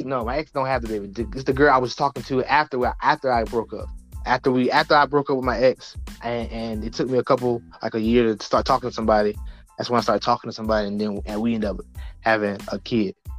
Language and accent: English; the South, United States; also born or lived in Norfolk, Virginia; I grew up in the South